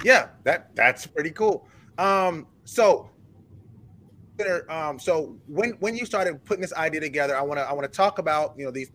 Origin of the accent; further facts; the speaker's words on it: Charleston, South Carolina, United States; I am born and raised in Charleston